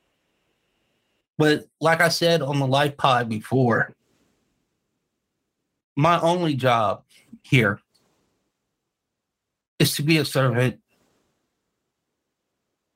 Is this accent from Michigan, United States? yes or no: no; Los Angeles, California, United States; I grew up in the inner city. I grew up in South Central